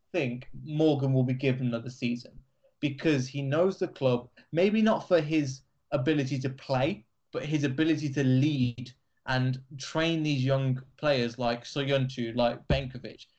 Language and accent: English; Leicester, East Midlands, United Kingdom; an Asian guy growing up in Leicester